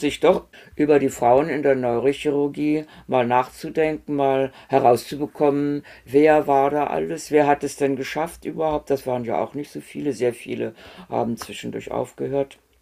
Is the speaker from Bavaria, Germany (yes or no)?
no; Göttingen, Lower Saxony, Germany; moved away as an adult; also born or lived in Erfurt; ich bin in Göttingen aufgewachsen